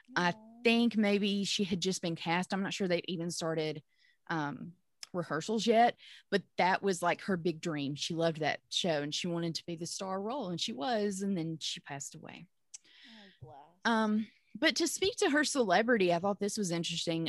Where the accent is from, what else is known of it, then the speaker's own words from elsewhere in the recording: Pontotoc, Mississippi, United States; my hometown of Pontotoc, Mississippi